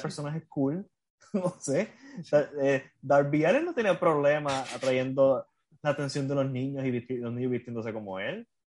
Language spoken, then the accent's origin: Spanish; Puerto Rico; accent: Puerto Rican Spanish; como dicen aquí en español puertorriqueño